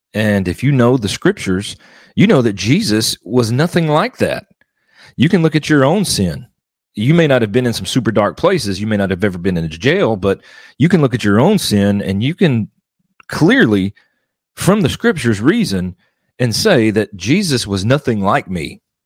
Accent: Mississippi, United States; now in Arkansas, United States; I was born and raised in Mississippi, and I am now currently living in Arkansas.

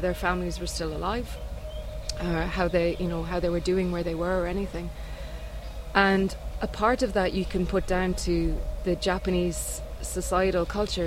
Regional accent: Ireland; moved away as an adult; now in Norway; I'm from Ireland originally, but now living in Norway. I've been there for three years.

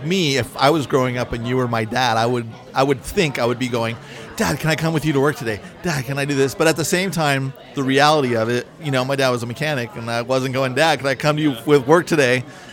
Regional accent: Millbrae, California, United States; I grew up in Millbrae.

